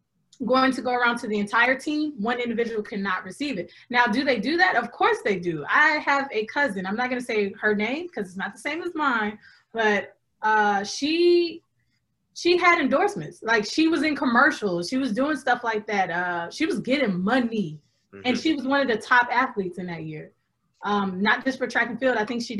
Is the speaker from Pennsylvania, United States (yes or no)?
no; California, United States; I'm from California.